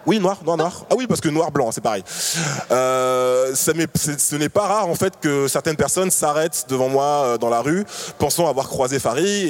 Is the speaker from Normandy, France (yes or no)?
no; Paris, Île-de-France, France; also born or lived in Martinique; je suis né en Martinique, je vis à Paris depuis que j'ai 6 ans